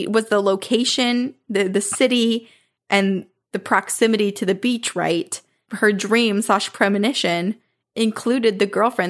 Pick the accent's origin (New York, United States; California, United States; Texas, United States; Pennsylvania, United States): Texas, United States; The first time that I met him, he was in my home state of Texas, where his brother N lives.